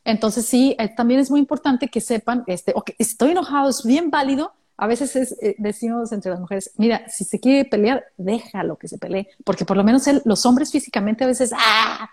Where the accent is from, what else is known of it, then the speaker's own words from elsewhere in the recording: Mexico; moved away as an adult; now in Australia; de México